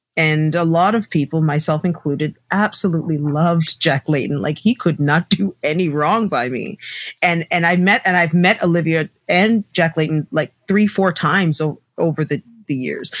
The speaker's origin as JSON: {"language": "English", "town": "Toronto", "region": "Ontario", "country": "Canada", "tie": "born or raised there", "said": "I grew up in Scarborough"}